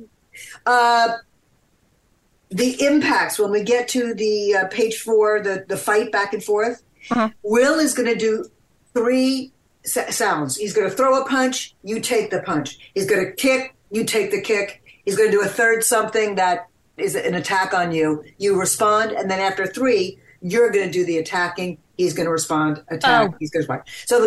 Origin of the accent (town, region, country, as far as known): Louisiana, United States